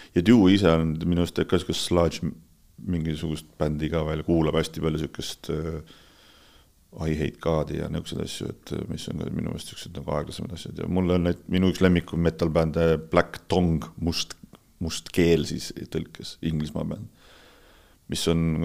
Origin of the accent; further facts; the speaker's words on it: Estonia; me oleme eestlased